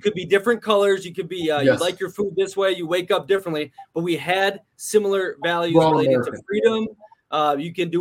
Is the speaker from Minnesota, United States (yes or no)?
yes; Minneapolis, Minnesota, United States; Minneapolis area, Minnesota